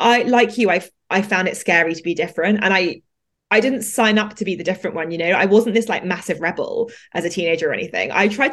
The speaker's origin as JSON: {"language": "English", "region": "London", "country": "United Kingdom", "tie": "born or raised there", "said": "I grew up in London in a particular, not very like Indian part of London"}